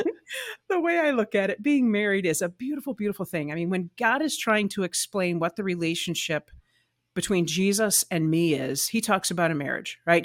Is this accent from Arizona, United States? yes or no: yes; Arizona, United States; moved away as an adult; also born or lived in Nashville, Tennessee; I grew up in Arizona, and went to Arizona Lutheran Academy